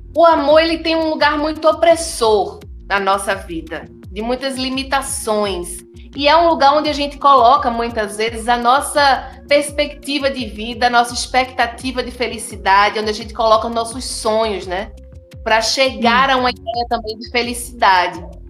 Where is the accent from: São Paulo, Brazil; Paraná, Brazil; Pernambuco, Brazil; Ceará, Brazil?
Pernambuco, Brazil; Recife; eu fui criada em Jardim Baixo, no berço do brega e do brega funk